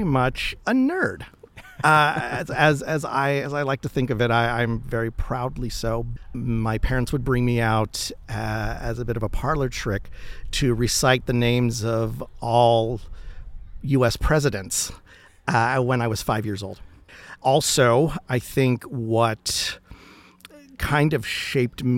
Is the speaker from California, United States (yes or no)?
yes; Los Angeles, California, United States; I was born and raised in East Los Angeles